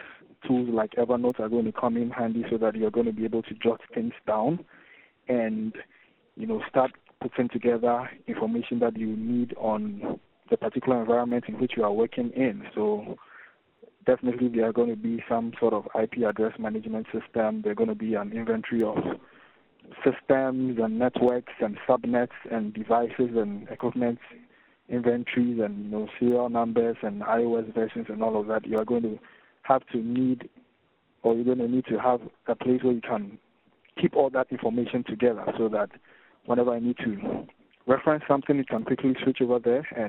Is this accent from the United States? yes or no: no; Ghana; I'm from Ghana, which is in West Africa.